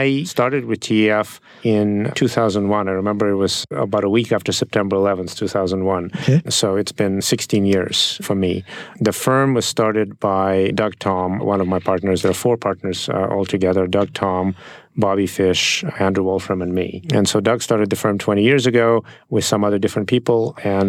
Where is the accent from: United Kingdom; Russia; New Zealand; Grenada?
Russia; Saint Petersburg; English is a second language; moved away as an adult; now in United States; I didn't grow up in this country. I grew up in Russia